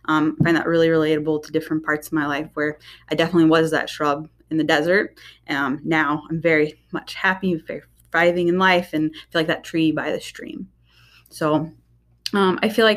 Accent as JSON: {"language": "English", "region": "Oklahoma", "country": "United States", "tie": "born or raised there", "moved": "as an adult", "lives_now": "Michigan, United States", "said": "I grew up down in Oklahoma, moved up to Michigan right before I got married."}